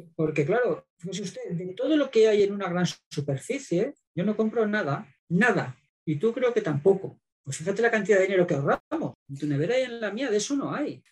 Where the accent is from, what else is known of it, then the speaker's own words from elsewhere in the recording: Zaragoza, Aragon, Spain; yo soy de Zaragoza